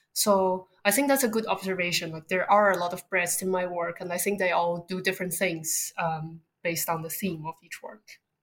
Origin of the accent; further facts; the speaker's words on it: Beijing, China; moved away as an adult; also born or lived in Southern California, United States / East Coast, United States; now in London, United Kingdom; I grew up in Beijing, China, before moving to America for undergraduate school in Southern California